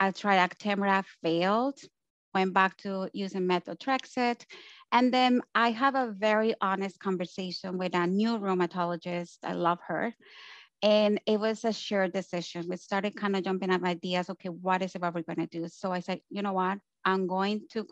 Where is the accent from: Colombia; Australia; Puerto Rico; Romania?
Colombia; now in Canada; I'm from Colombia and I live in Canada